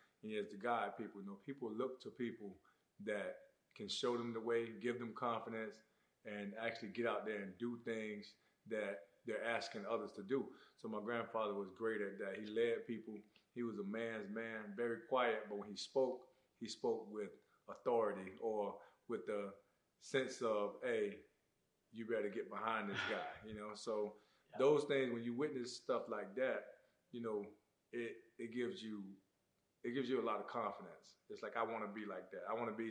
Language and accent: English; Immokalee, Florida, United States; growing up in South Florida, growing up in Immokalee, Florida, football is everything.